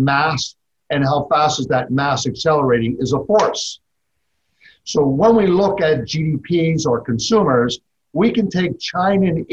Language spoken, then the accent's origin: English; Toronto, Ontario, Canada; moved away as an adult; now in Texas, United States; Growing up in Canada, in Toronto in particular